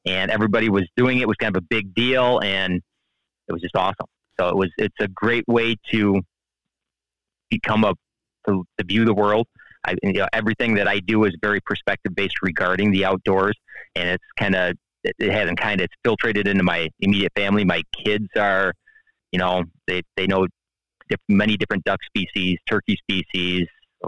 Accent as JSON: {"language": "English", "region": "Illinois", "country": "United States", "lives_now": "Wisconsin, United States", "said": "So I'm from the Midwest originally. I'm from Northern Illinois, and we are official transplants to the state of Wisconsin."}